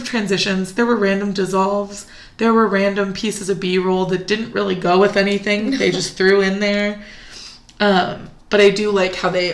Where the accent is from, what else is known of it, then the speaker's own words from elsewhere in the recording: California, United States; I grew up in California